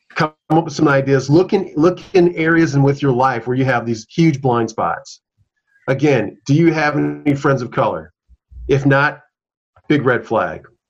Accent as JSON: {"language": "English", "town": "Minneapolis", "region": "Minnesota", "country": "United States", "tie": "born or raised there", "said": "I'm a South Minneapolis native. I was born and raised in South Minneapolis."}